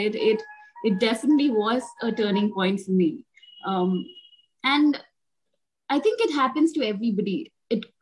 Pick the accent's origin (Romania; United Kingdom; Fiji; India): India; Mumbai, Maharashtra; I'm from Bombay. I consult in different places across Bombay.